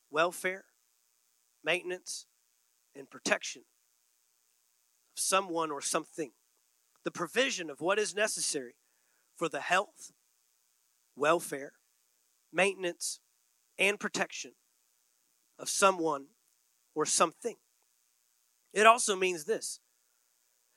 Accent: Texas, United States; moved away; I grew up in Texas

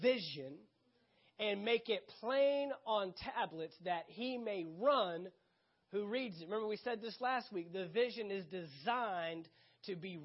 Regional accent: San Antonio, Texas, United States; moved away; I left Texas, where I'm originally from

